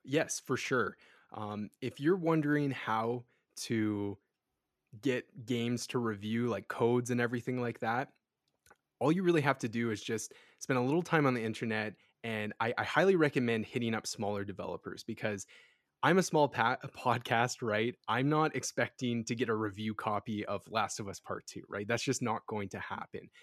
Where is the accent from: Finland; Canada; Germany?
Canada; Edmonton, Alberta; I'm from Edmonton, Alberta, Western Canada